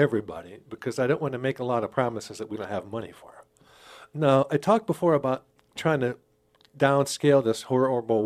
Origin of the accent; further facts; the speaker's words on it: Pittsburgh, Pennsylvania, United States; moved away as an adult; also born or lived in Rochester, New York / Twin Cities, Minnesota; now in Sioux Falls, United States; I grew up in Pittsburgh, Pennsylvania.